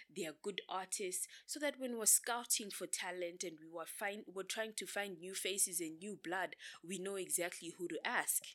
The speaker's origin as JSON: {"language": "English", "region": "Bulawayo", "country": "Zimbabwe", "tie": "born or raised there", "moved": "as an adult", "lives_now": "Harare, Zimbabwe", "said": "I grew up in Bulawayo. and then I moved to Harare"}